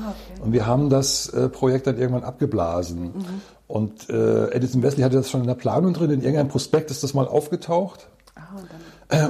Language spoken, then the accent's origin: German; Hamburg area, Germany; moved away; also born or lived in near Wismar; weil ich ein Fischkopf bin. Also ich komme eigentlich aus der Gegend von Hamburg